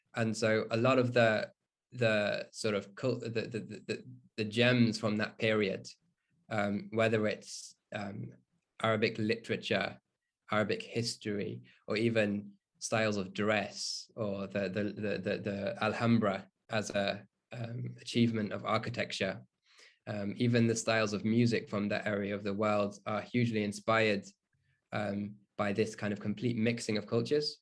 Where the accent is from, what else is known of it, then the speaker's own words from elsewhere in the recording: Burton upon Trent, West Midlands, United Kingdom; So I grew up in the Midlands, um, and in a town close to Birmingham, um, called Burton